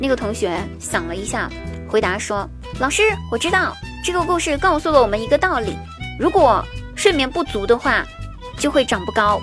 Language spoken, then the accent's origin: Chinese; Huangguoshu Waterfall, Guizhou, China; 我家乡的话呢，给大家推荐黄果树大瀑布